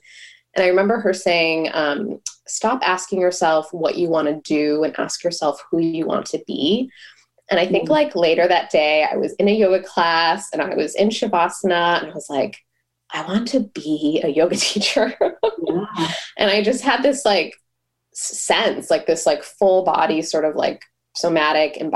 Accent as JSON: {"language": "English", "town": "Buffalo", "region": "New York", "country": "United States", "tie": "born or raised there", "moved": "as an adult", "lives_now": "Boston, United States", "said": "I grew up in Buffalo, New York, so I didn't have any friends or family here"}